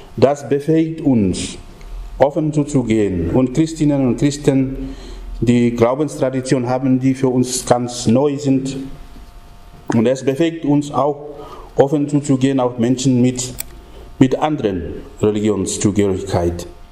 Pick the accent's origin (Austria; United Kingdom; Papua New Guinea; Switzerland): Papua New Guinea; moved away; bei uns in Papua-Neuguinea. Denn es ist nicht sehr lange her, nur etwas über 140 Jahre her, dass der christliche Glaube in unser Land angekommen ist